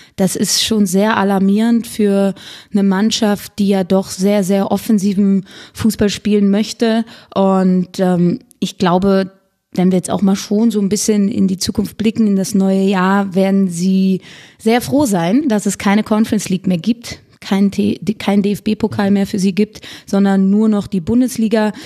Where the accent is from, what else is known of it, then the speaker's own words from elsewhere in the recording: Cologne, North Rhine-Westphalia, Germany; als gebürtige Kölnerin